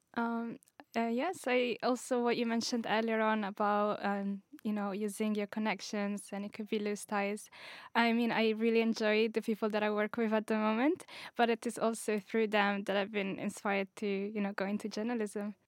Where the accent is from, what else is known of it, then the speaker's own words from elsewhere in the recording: Italy; also born or lived in Morocco; I'm from Italy as well, but I'm originally Moroccan